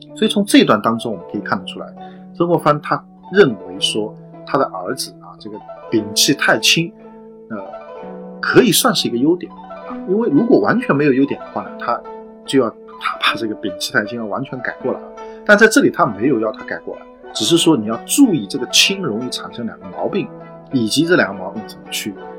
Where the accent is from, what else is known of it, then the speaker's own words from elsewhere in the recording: China; 可能我们中国人只能去感受